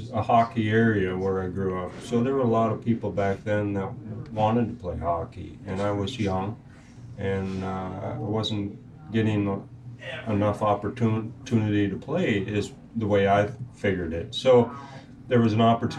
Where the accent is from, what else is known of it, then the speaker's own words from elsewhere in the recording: Minnesota, United States; moved away as an adult; now in St. Louis, United States; I'm from Minnesota originally.